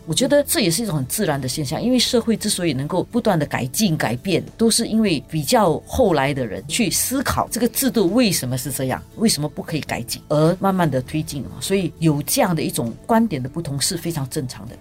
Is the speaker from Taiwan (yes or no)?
no; Singapore; 因为我们已经长时间在新加坡这个地方长大